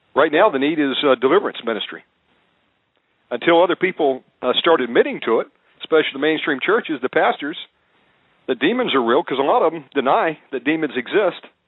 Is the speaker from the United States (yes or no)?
yes; Georgia, United States; I was born in Georgia